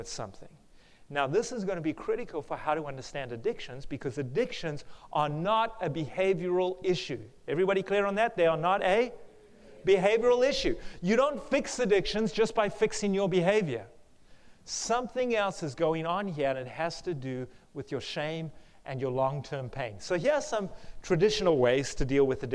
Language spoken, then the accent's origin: English; South Africa; accent: South African; moved away; the one campus I used to live at in South Africa. That's where my accent is from.